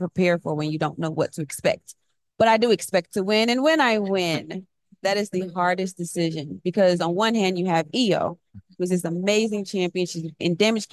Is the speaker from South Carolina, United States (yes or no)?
no; Knoxville, Tennessee, United States; We're both from Knoxville